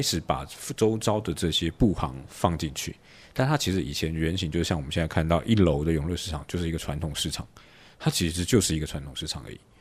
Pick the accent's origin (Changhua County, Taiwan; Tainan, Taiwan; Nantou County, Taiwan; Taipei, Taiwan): Taipei, Taiwan; 从小在这边出生长大，然后 一直到现在还现在住在这边